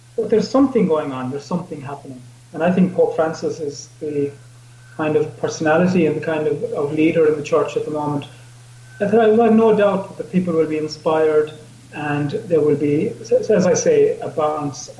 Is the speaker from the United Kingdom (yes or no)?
no; Ireland